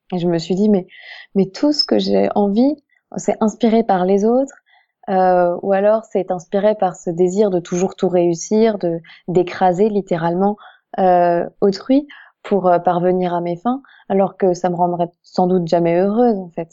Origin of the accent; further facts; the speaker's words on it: Alsace, Grand Est, France; moved away; je ne suis pas du tout de la région parisienne, je suis alsacienne